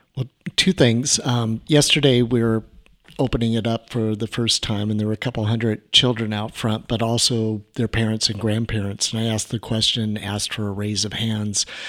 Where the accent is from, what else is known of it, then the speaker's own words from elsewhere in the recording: Orange County, California, United States; I grew up in Orange County, back when we had orange groves